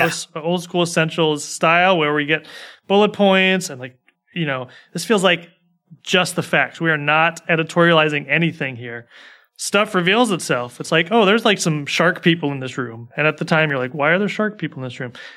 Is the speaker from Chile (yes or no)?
no; United States; I'm an American